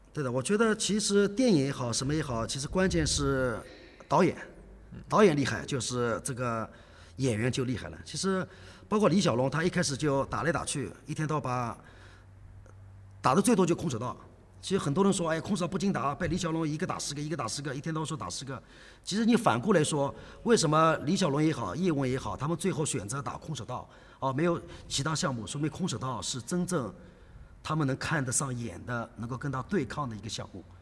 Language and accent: Chinese; Shanghai, China; 我一开始是在四川北路，因为那个年代作为上海人而言，四川北路是 最好的一个地方